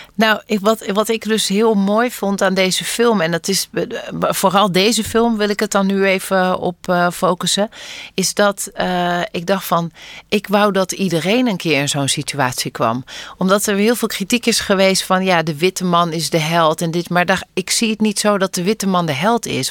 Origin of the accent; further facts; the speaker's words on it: Netherlands; geboren en getogen zijn in Nederland en ouders hebben die van elders komen